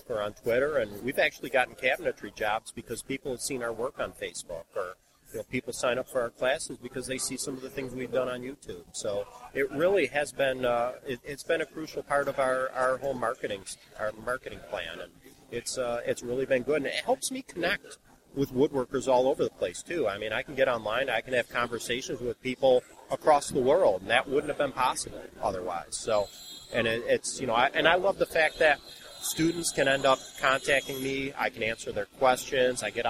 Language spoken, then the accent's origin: English; Buffalo, New York, United States; moved away; I'm originally from Buffalo, New York